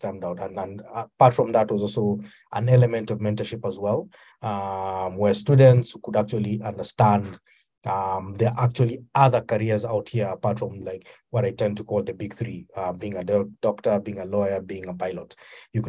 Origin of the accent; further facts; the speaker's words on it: Kenya; I come from Kenya.